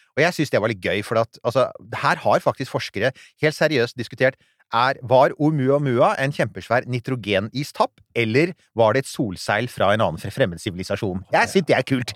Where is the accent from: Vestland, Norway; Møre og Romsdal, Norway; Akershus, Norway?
Akershus, Norway; Rykkinn; der jeg vokste opp, på Rykkvin